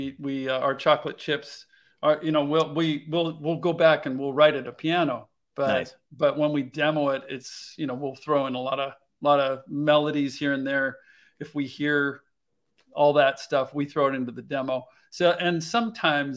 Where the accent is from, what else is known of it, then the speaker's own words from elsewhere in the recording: Seattle, Washington, United States; growing up in Seattle